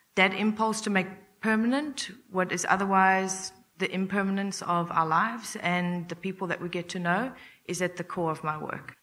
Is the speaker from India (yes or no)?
no; Durban, KwaZulu-Natal, South Africa; moved away as an adult; also born or lived in United States; I'm originally from South Africa. I was born and raised in Durban